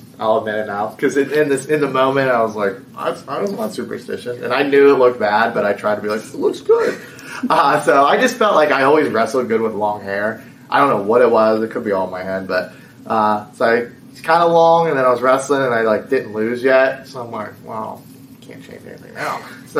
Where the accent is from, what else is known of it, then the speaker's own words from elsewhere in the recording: Bethel Park, Pennsylvania, United States; You know, I'm from Pittsburgh, I'm from Bethel Park. So In a way, it feels nice to finally kind of bring a title back for my home city.